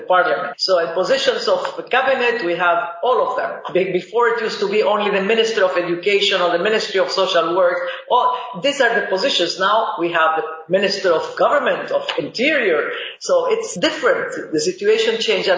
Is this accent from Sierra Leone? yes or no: no; Lebanon; also born or lived in Boston, United States; now in United States; the Middle East, where I'm from. I'm from Lebanese origin, and the war in Lebanon is what brought me here to the United States.